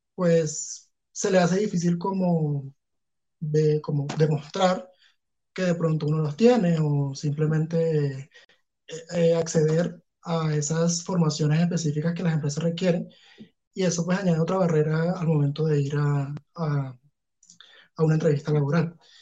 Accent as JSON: {"language": "Spanish", "town": "Punto Fijo", "region": "Falcón", "country": "Venezuela", "moved": "yes", "lives_now": "Bogotá, Colombia", "said": "yo salí de Punto Fijo con mi papá"}